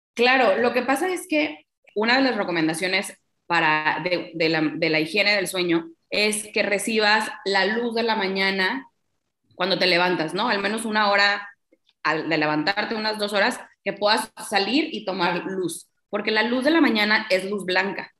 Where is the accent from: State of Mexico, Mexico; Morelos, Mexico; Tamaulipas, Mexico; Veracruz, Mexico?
Tamaulipas, Mexico; Tampico; Yo soy de Tampico, Tamaulipas